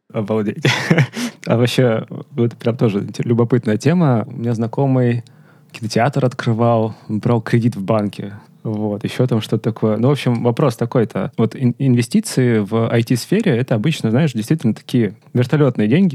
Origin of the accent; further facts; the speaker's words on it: Rostov-on-Don, Rostov Oblast, Russia; я из Ростова